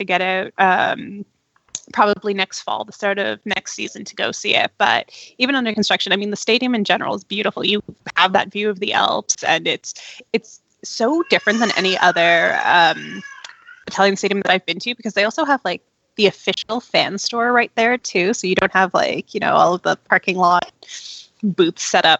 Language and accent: English; Toronto, Ontario, Canada; also born or lived in London, Ontario; I'm born and raised in Toronto, but my mom is half Swiss, half Filipino, and my dad is 100% Friulano.